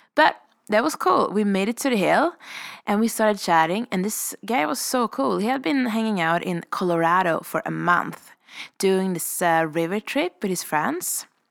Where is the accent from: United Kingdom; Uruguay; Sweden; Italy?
Sweden; moved away as an adult; now in Revelstoke, Canada; I'm a vagabond from Sweden, currently living the powder dream of Revelstoke.